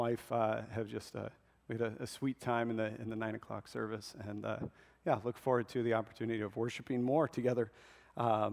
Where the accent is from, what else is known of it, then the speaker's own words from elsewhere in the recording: Nebraska, United States; I was born and raised in Nebraska